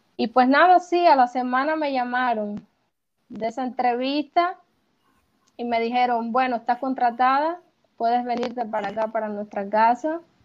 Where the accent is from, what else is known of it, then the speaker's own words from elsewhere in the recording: Cuba; moved away as an adult; now in Uruguay; cuando salí de Cuba y me vine acá, sí, pensaba quedarme acá